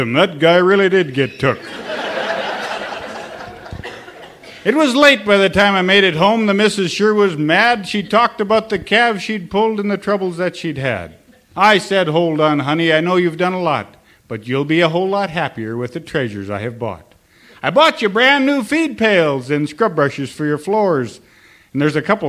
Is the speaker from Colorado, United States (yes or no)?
no; Sims, North Dakota, United States; also born or lived in Almont, North Dakota; Well, I am from Sims, North Dakota.